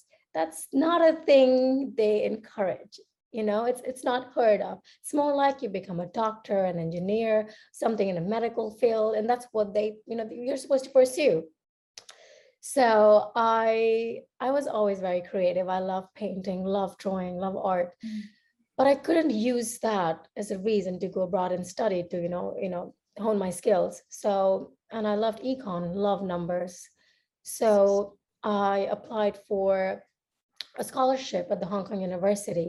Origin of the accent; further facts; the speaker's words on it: India; moved away as an adult; also born or lived in United States; So I am Indian and I grew up in India. I spent most of my childhood growing there